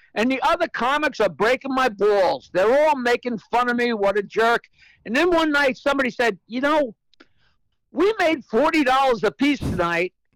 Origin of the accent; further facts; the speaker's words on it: East Norwich, New York, United States; I grew up in the North Shore of Long Island uh, in a little hamlet called East Norwich